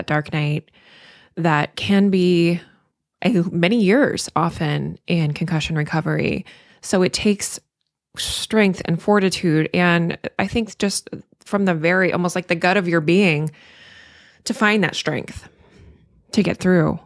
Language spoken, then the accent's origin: English; the South, United States; I'm from the South